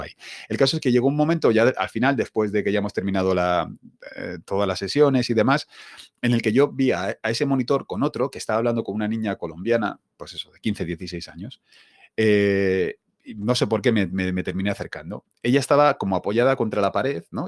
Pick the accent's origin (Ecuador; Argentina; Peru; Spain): Spain; yo nací aquí en España